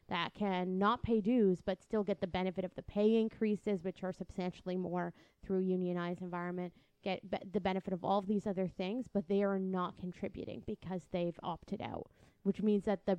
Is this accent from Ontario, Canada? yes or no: yes; Windsor, Ontario, Canada; I'm from Windsor. It takes 30 minutes to get to Detroit